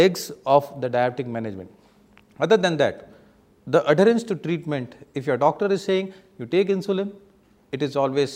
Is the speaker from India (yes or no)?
yes; India; Being an Indian phenotypic Asian people